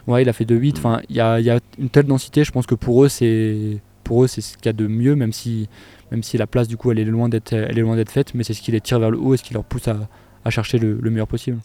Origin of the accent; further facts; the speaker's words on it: France; chez nous en France